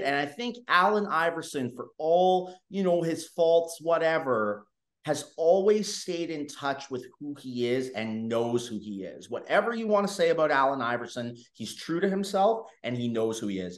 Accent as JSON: {"language": "English", "country": "Canada", "said": "me being Canadian myself"}